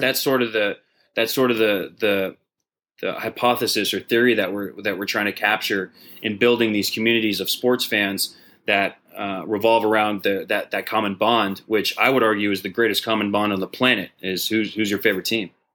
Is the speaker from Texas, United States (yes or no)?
yes; Dallas, Texas, United States; Dallas, my hometown